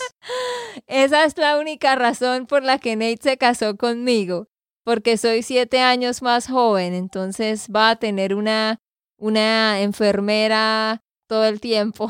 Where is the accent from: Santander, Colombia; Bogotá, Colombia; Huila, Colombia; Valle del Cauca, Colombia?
Santander, Colombia; de Santander, Colombia